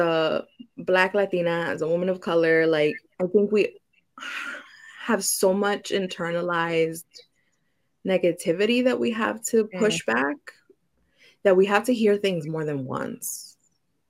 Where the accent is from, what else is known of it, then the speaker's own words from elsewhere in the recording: New York City, New York, United States; grew up in the Bronx. I love the Bronx. I have love for my borough